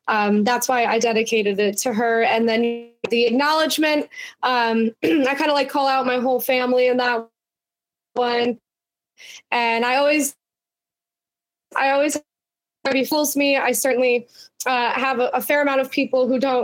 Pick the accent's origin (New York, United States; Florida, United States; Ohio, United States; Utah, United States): New York, United States; Altamont; also born or lived in Voorheesville; I grew up in Altamont